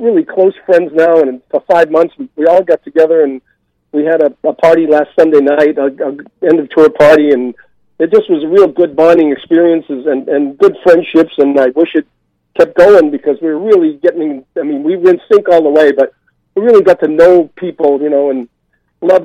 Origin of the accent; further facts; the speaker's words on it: Boston, Massachusetts, United States; moved away as an adult; now in Los Angeles, United States; I'm a Bostonian